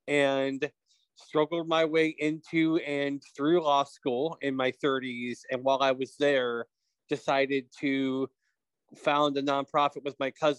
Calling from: Texas, United States; I am joining you from East Texas today. So I do travel around a bit. And my background was, you know, I grew up blind

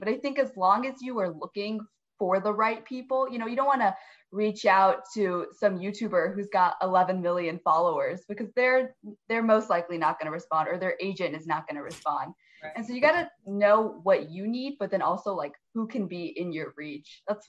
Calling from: Fairfax, Virginia, United States; We are from Fairfax, Virginia, very close to DC.

